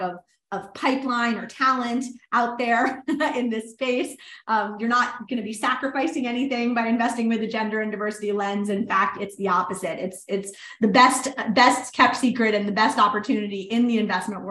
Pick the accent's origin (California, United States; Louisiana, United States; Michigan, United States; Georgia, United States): Louisiana, United States; New Orleans; New Orleans, which was my hometown.